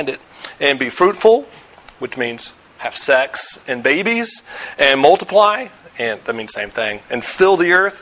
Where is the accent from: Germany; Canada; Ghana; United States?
United States; Virginia; moved away; also born or lived in Denver / St. Louis; I grew up in Virginia. Lived in Denver, lived in St. Louis, live here.